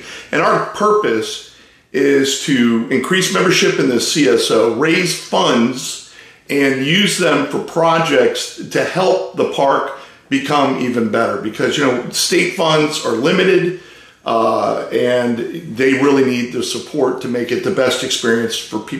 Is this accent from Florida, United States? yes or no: yes; Coral Gables, Florida, United States; I grew up in Coral Gables